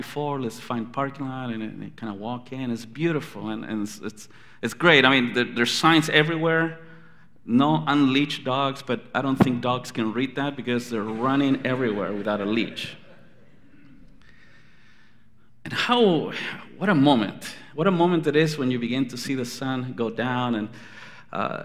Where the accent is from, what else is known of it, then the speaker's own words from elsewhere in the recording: Anaheim, California, United States; When I grew up in Anaheim